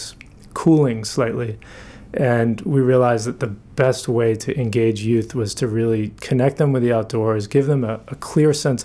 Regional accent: South Portland, Maine, United States; I grew up in South Portland. I graduated from Windham High School

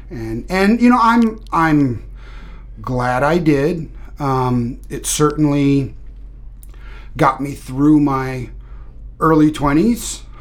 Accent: Kansas, United States; now in Maine, United States; I guess I would say that I am from Kansas. That's where I've spent uh, most of my life, but moved around a lot as as a, a kid

